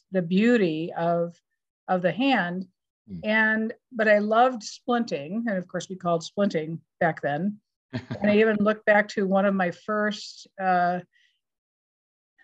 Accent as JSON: {"language": "English", "town": "Madison", "region": "Wisconsin", "country": "United States", "tie": "born or raised there", "also_born_or_lived": "Minnesota", "accent": "Wisconsin", "moved": "as an adult", "said": "I grew up here in Madison, Wisconsin. So you can hear my Wisconsin accent"}